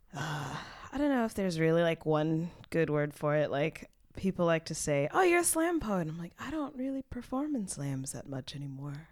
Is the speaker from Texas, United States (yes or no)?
yes; Texas, United States; now in Berlin, Germany; I'm from Texas